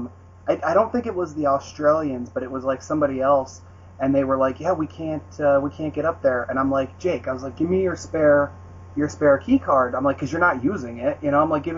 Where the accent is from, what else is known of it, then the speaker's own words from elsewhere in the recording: United States; I grew up in the States, but I did not grow up going to parties